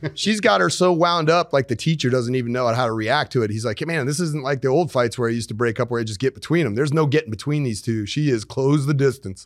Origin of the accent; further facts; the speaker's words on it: Colorado, United States; I grew up in Colorado.